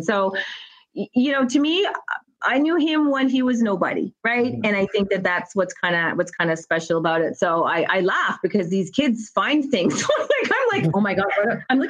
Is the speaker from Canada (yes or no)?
yes; Canada; moved away as an adult; also born or lived in United States; I'm from Canada